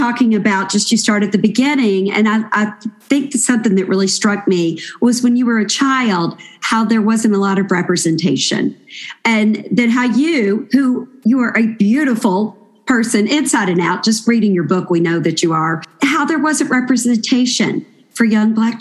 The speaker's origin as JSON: {"language": "English", "region": "Kentucky", "country": "United States", "said": "I'm from Kentucky, go to the Kentucky Derby every year"}